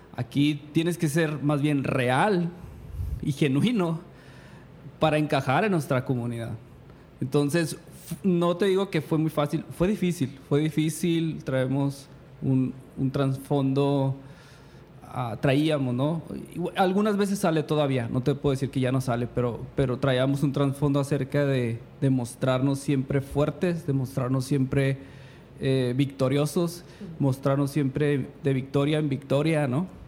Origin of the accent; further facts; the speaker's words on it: Chihuahua, Mexico; moved away as an adult; also born or lived in California, United States; Los dos somos de Chihuahua